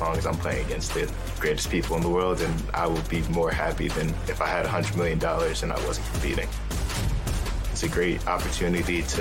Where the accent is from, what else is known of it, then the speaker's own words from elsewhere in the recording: Long Valley, New Jersey, United States; I'm from Long Valley, New Jersey